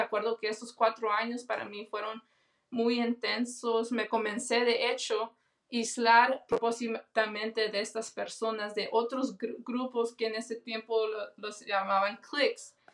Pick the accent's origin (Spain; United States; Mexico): United States; Los Angeles, California; Yo soy de Los Ángeles, California, tengo 29 años de edad y mi familia es de El Salvador.